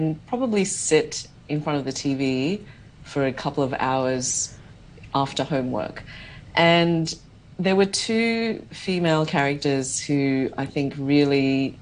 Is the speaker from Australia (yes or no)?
yes; Australia; I grew up in Australia